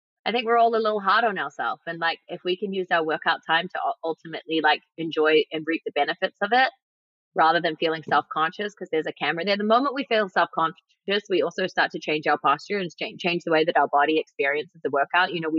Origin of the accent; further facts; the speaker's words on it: New Zealand; also born or lived in New York, United States; now in Los Angeles, United States; I grew up in New Zealand where the food is very clean and amazing